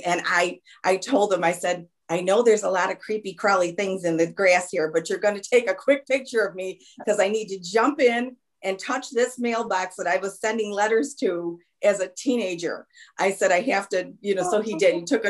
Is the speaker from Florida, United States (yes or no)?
no; Lockport, New York, United States; Lockport, New York. I am near Niagara Falls.